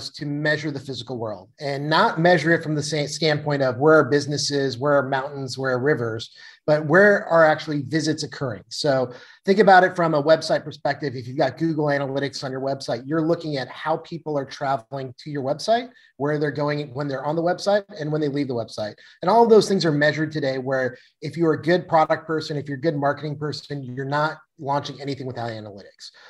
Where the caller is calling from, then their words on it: Seattle, Washington, United States; Uh, I'm zooming in from Seattle today.